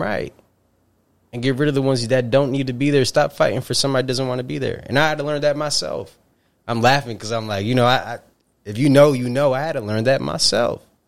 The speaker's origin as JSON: {"language": "English", "region": "upstate New York", "country": "United States", "said": "from upstate New York. Very proudly would say upstate New York"}